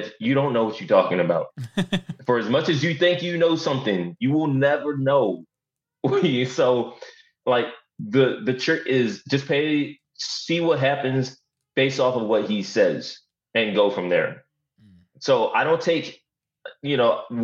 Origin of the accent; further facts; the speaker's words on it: Philadelphia, Pennsylvania, United States; I'm from Philadelphia